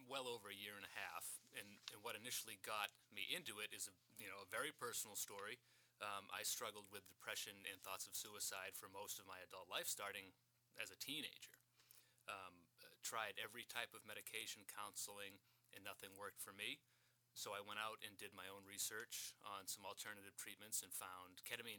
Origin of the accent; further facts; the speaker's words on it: Brockton, Massachusetts, United States; moved away as an adult; now in Marshfield, United States; I'm from Brockton originally. I've lived in Marshfield for 14 years now.